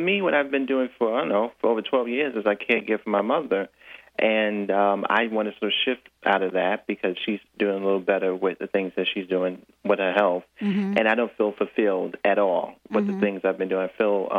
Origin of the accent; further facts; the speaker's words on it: New York City, New York, United States; I'm in Brooklyn.